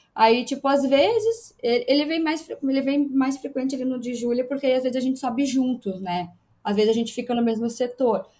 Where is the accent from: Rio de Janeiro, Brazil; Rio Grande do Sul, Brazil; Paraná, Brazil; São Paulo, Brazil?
Rio Grande do Sul, Brazil; Erechim; also born or lived in São José do Ouro; eu não nasci em Erechim, né? Eu nasci numa cidadezinha perto de Erechim, mas eu moro em Erechim, é, é São José do Ouro praticamente eu só nasci lá. Com três anos eu fui para Erechim